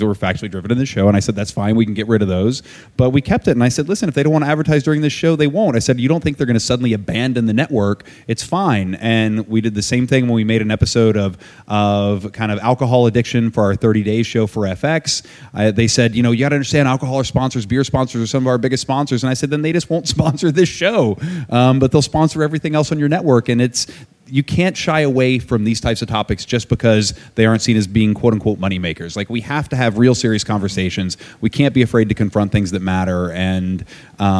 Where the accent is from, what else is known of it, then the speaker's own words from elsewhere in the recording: West Virginia, United States; moved away; where I grew up in West Virginia